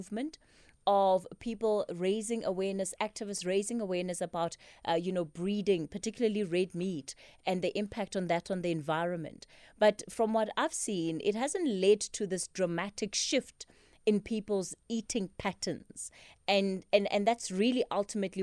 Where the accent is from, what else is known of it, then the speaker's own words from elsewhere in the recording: Polokwane, Limpopo, South Africa; now in Johannesburg, South Africa; I'm from Polokwane, so I've grown up with mopani worms around me